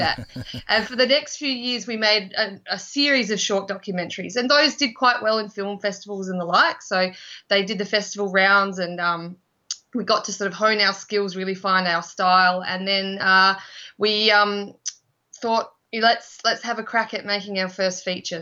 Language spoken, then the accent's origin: English; Adelaide, South Australia, Australia; we're originally from Adelaide, Australia